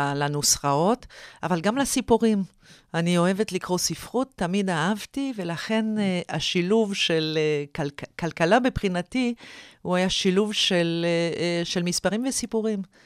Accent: Canada; moved away as an adult; also born or lived in Oxford / Harvard; now in Israel; אני במקור מקנדה

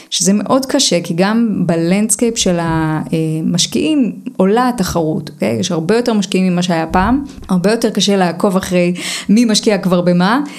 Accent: Hadera, Haifa District, Israel; also born or lived in Romania; אז אני נולדתי ברומניה, עליתי לארץ, גדלתי בחדרה. בחדרה לא כל כך מדברים על יזמות וזה

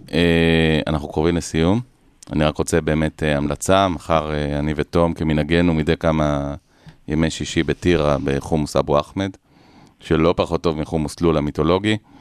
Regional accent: Ra'anana, Central District, Israel; אני בא מרעננה

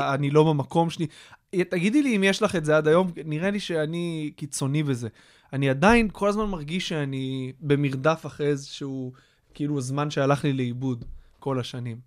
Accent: Kfar Hasidim, Haifa District, Israel; also born or lived in United States; גדלתי ליד חיפה, בכפר חסידים

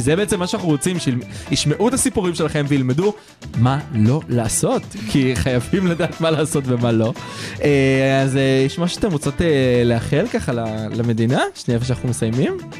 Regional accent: Israel; אנחנו גברים ישראלים

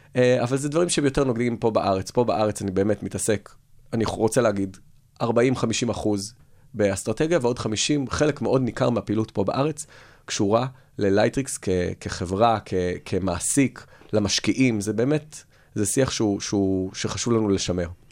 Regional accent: Tel Aviv, Tel Aviv District, Israel; אני תל אביבי, אבל מירושלים

